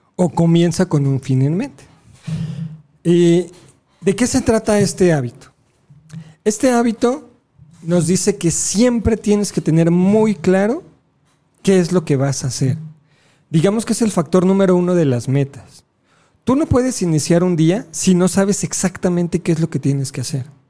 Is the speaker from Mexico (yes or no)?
yes; Mexico; somos mexicanos